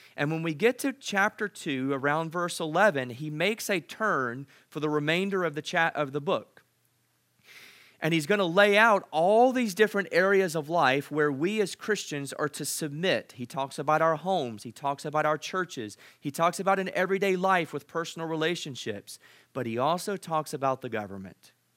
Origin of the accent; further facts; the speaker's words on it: United States; I'm so proud to be an American